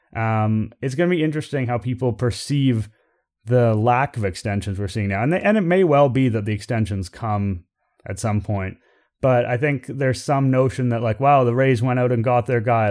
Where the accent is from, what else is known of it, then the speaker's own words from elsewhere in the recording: Toronto, Ontario, Canada; I'm born and raised in Toronto. I've lived here for all but four years of my life